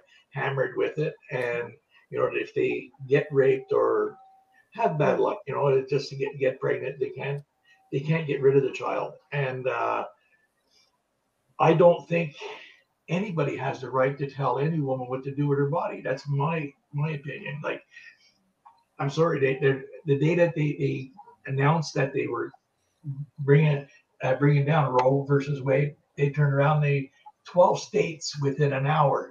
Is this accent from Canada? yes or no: yes; Canada; I'm Canadian, I'm not American.